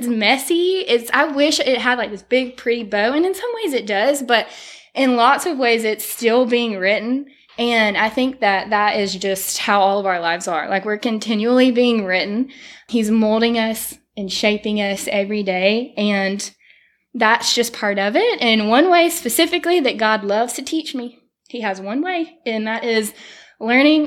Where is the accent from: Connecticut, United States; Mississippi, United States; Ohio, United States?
Mississippi, United States; Tupelo; moved away as an adult; also born or lived in Starkville, Mississippi; now in Fairhope, United States; we were from Tupelo before that. So we're very thankful to really have three places that feel like home